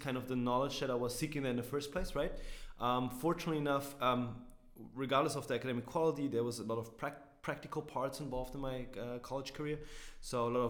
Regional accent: Berlin, Germany; also born or lived in St. Louis, United States; I'm from Berlin, like born and raised

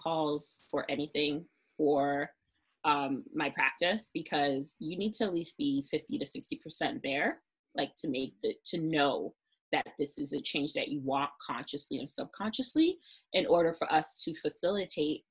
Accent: New York City, New York, United States; I'm from Brooklyn

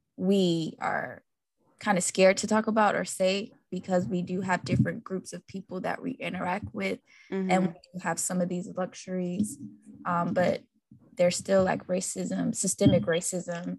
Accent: Florida, United States; That's my home state too

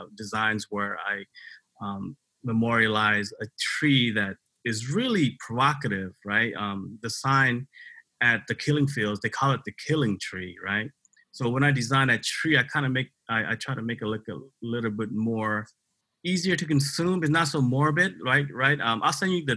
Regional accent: Tacoma, Washington, United States; also born or lived in Cambodia; I grew up here in Tacoma, Washington, but I was born in Cambodia. I came to the United States in 1981 as a refugee

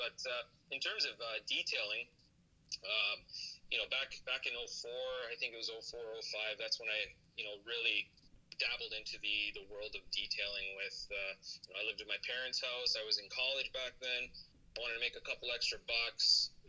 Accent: Ontario, Canada; I'm the only person in my entire life, our family line, that was born in Canada. Well, my entire family was from Poland. My parents came down here from Poland back in 1983

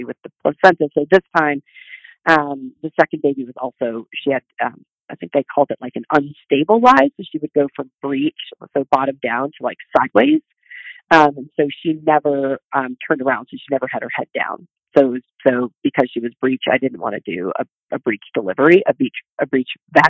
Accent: Midwest, United States; I grew up in the Midwest, and I have a very practical family and background.

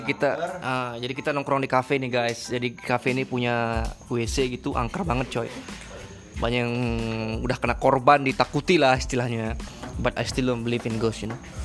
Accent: Lombok, West Nusa Tenggara, Indonesia; kita ini orang Lombok ya biar kalian tahu Kita tinggal di Mataram

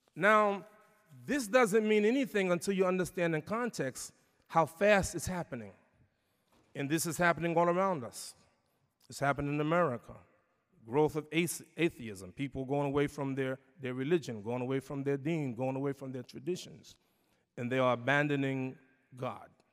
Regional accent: New York City, New York, United States; my hometown, New York City

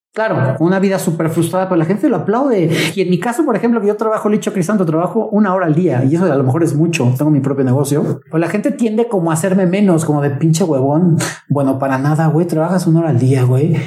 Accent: Mexico

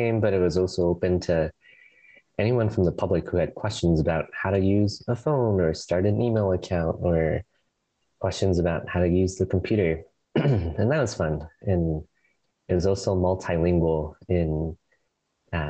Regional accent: Canada; moved away as an adult; now in Portland, United States; I am originally from Canada, and I've been living in Portland for the past 5 years or so

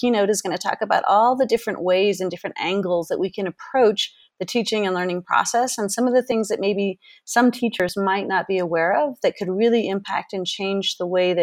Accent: Berkeley, California, United States; moved away as an adult; also born or lived in Boston / Japan / Switzerland; now in Quito, Ecuador; But I grew up in Berkeley, California

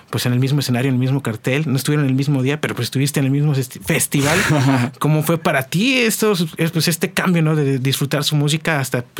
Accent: Veracruz, Mexico; soy veracruzano, eso sí, sería un delito.

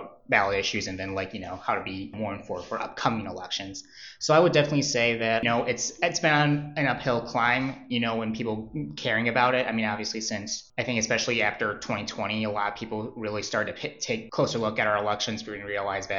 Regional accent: Michigan, United States; now in Ohio, United States; I'm actually from Michigan

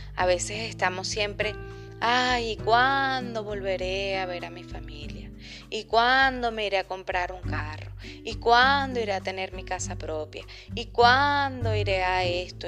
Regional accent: Venezuela; moved away as an adult; now in Chile; soy periodista, venezolana, emigrante, vivo en Chile desde hace tres años

